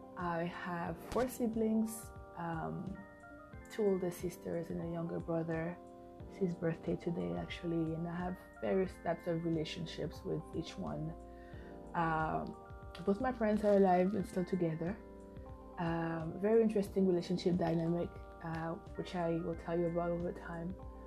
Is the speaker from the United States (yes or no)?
no; Bouaké, Vallée du Bandama, Côte d’Ivoire; born there; I was born in Ivory Coast, in Bouaké, a few years back. I'm 31 years old.